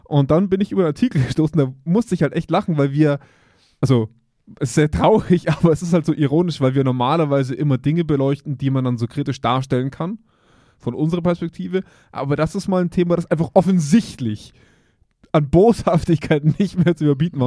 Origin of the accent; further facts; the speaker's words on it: Germany; wir als Deutsche